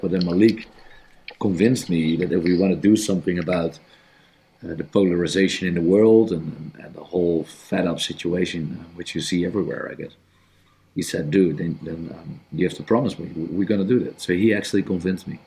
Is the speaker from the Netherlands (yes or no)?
yes; Netherlands; I'm from the Netherlands.